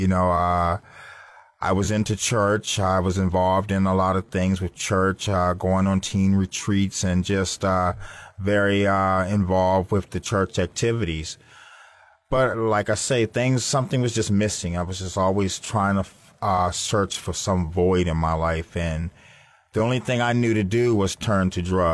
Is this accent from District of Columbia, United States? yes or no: yes; Washington, District of Columbia, United States; now in Florida, United States; I'm from Washington, D.C., and I come from a large family, two loving parents